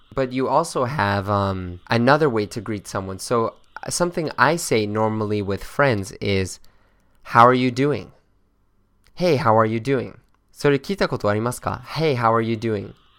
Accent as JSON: {"language": "English", "town": "Boston", "region": "Massachusetts", "country": "United States", "said": "I'm from Boston"}